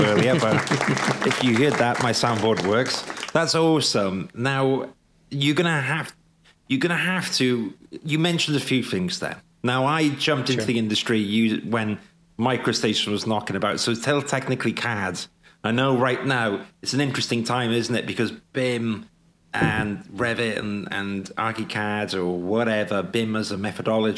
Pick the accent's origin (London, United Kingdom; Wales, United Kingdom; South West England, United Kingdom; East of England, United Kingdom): Wales, United Kingdom; Welsh; I'm Welsh